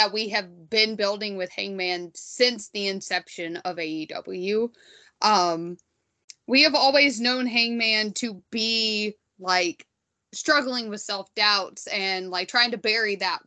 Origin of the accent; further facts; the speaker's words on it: United States; being wildly American